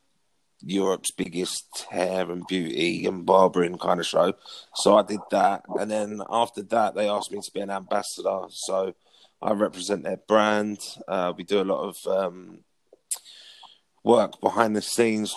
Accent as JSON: {"language": "English", "town": "Potters Bar", "region": "East of England", "country": "United Kingdom", "tie": "born or raised there", "also_born_or_lived": "Sandy, Bedfordshire", "moved": "as an adult", "lives_now": "Essex, United Kingdom", "said": "I'm from South Hertfordshire, Brinking on North London, in a little town called Potter's Bar, population of about 20,000 people. I grew up there pretty much all my life."}